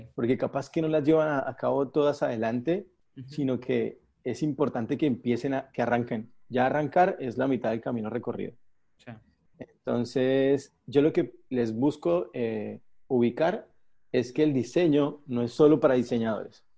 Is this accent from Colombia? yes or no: yes; Colombia; moved away as an adult; now in Argentina; soy colombiano, vivo en Argentina hace siete años